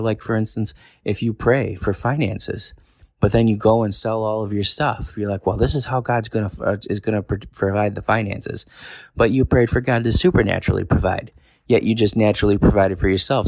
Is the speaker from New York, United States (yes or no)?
yes; New York, United States; moved away as an adult; now in Tennessee, United States; I live most of my life in New York.